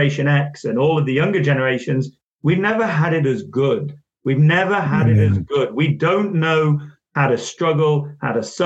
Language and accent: English; Manchester, North West England, United Kingdom; I was born in Manchester